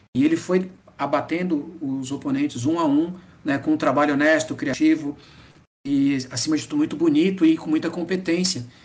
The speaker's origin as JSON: {"language": "Portuguese", "region": "Northeast Region", "country": "Brazil", "also_born_or_lived": "Japan", "said": "Eu sou nordestino"}